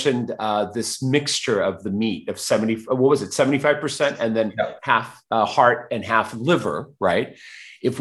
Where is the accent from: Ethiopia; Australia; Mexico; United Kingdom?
Mexico; Mexico City; I was born in Mexico City